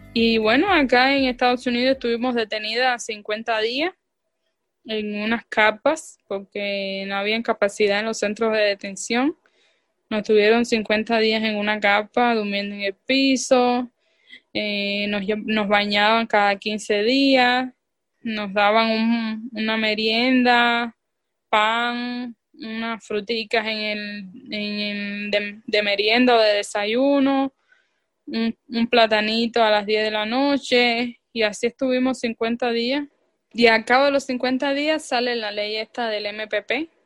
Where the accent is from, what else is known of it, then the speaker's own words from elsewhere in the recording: Cuba; moved away as an adult; also born or lived in Maracaibo, Venezuela; now in United States; éramos alrededor de ocho cubanos